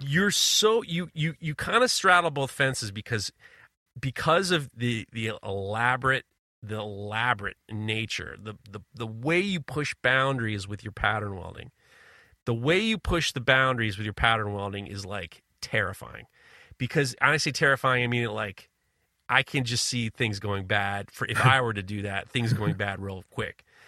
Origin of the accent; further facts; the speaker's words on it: New York, United States; as a New Yorker